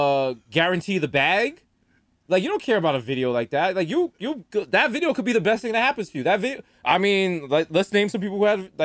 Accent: United States; just because I'm from America.

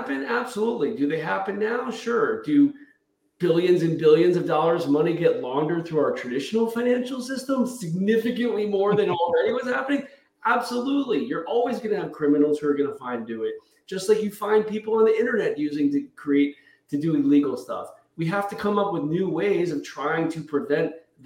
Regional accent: United States; as an American

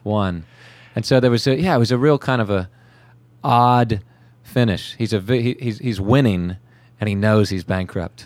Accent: California, United States; now in Charleston, United States; growing up in California

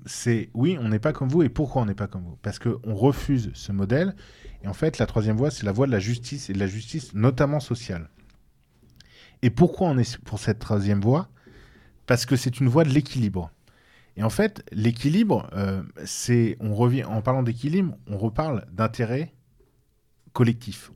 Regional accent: France; nous sommes nous-mêmes des Français

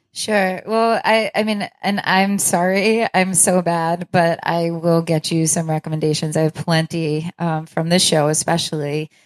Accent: Long Island, New York, United States; now in Rochester, United States; I'm not from Rochester, I'm from Long Island

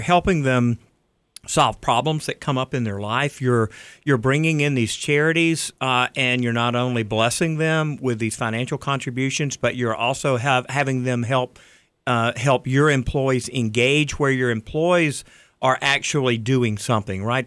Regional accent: Riverdale, Georgia, United States; I grew up in Riverdale

